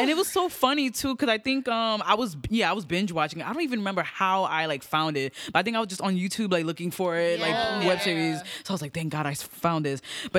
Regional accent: Brooklyn, New York, United States; I'm a singer-songwriter, born and raised in Brooklyn, New York, East Flatbush.

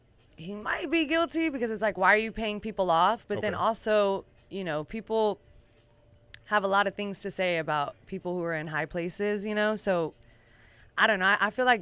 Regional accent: Houston, Texas, United States; also born or lived in Pasadena, Texas; I'm from Houston, Texas, born and raised, baby. A real Houstonian.

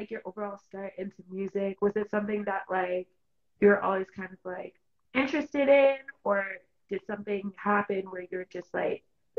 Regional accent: Toronto, Ontario, Canada; I'm from Toronto, Canada

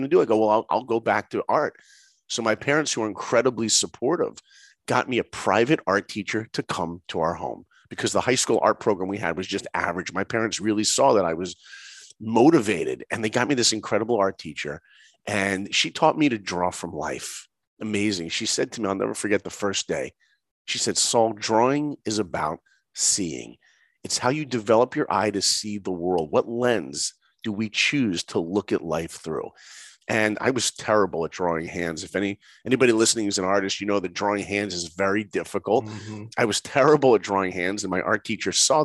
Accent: New York, United States; I grew up in New York.

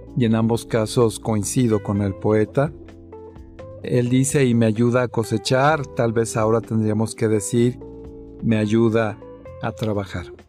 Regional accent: Mexico; así somos los, los mexicanos

